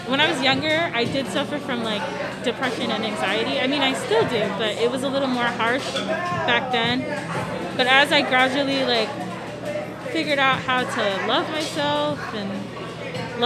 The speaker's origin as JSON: {"language": "English", "region": "south side of Washington", "country": "United States", "tie": "born or raised there", "said": "grew up in kind of like the south side of Washington"}